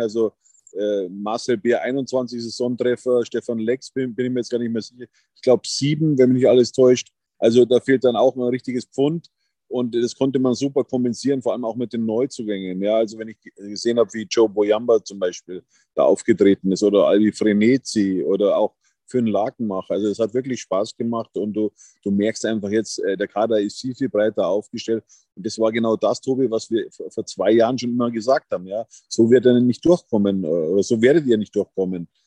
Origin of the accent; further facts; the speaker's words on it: Berchtesgadener Land, Bavaria, Germany; now in Munich, Germany; am Königssee in meiner alten Heimat